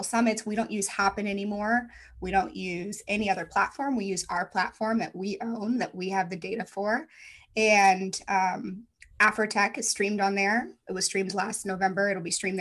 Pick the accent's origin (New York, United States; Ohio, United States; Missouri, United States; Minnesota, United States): Missouri, United States; St. Louis; moved away; I'm from St. Louis, born and bred, never thought I'd leave